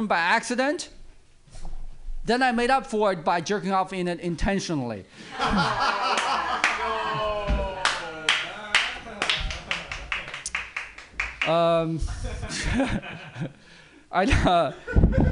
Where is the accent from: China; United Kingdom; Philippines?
China; now in United States; I grew up in China, overseas actually